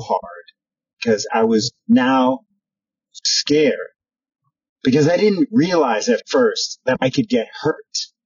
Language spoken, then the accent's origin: English; New York City, New York, United States; I grew up in New York City.